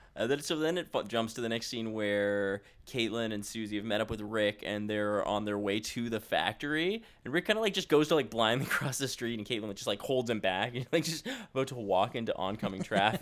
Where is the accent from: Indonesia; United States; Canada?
Canada; Ontario; I grew up in Ontario